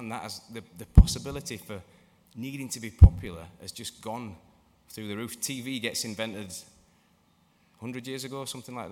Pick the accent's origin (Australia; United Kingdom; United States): United Kingdom; England; moved away; also born or lived in Motherwell; I'm English.